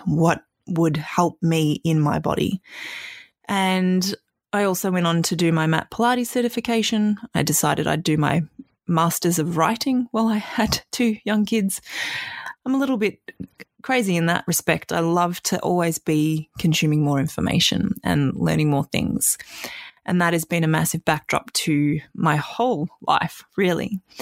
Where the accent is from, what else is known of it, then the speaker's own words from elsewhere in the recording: Australia; also born or lived in Canada; we moved from Canada to Australia when I was six